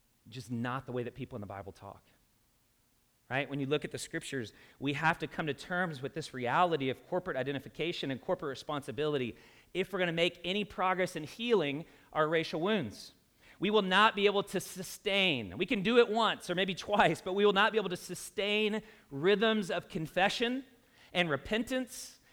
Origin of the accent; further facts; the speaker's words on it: Louisville, Kentucky, United States; In my own home state, I'm a Kentuckian. So I grew up in Louisville, if you can't tell by my accent.